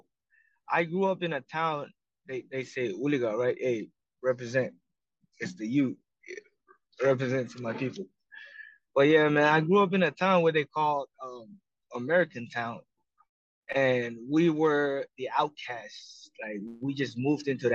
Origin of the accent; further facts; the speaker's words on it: Marshall Islands; moved away as an adult; also born or lived in Hawaii; now in United States; I was born and raised in the Marshall Islands